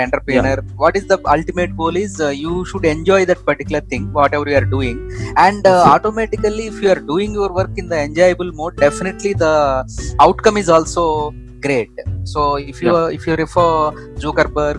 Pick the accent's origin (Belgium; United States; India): India; as an Indian